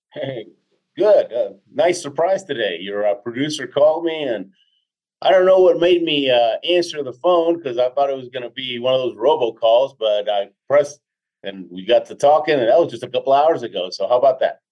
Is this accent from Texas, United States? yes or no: yes; Houston, Texas, United States; also born or lived in Argentina / Queens, New York; now in Colorado, United States; I was born in Argentina. My dad was a chemical engineer with Exxon. We moved to the states when I was six. Hmm. We were in um, in uh, Jackson Heights, uh, Queens, New York, for a couple yep. of years. Then most of my life in Houston.